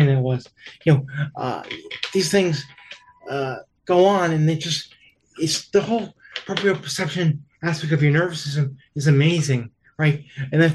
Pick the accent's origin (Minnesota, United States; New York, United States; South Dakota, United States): New York, United States; I'm from New York, and so I tend to talk fast